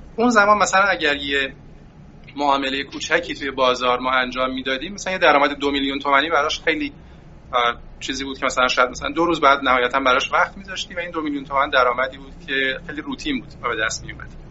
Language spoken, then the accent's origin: Persian; Qaem Shahr, Mazandaran, Iran; moved away as an adult; also born or lived in Gilan; در استان مازندران من بله در استان مازندران دوران کودکیم رو گذروندم